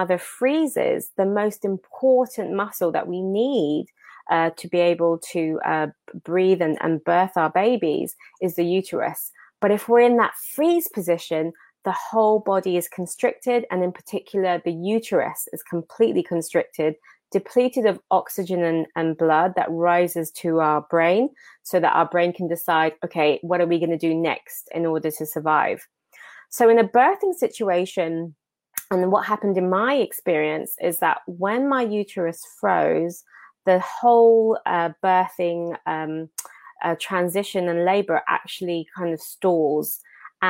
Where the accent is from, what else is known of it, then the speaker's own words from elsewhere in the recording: Enfield, London, United Kingdom; now in Washington DC, United States; I am born and raised in Enfield, but currently living here in Washington DC.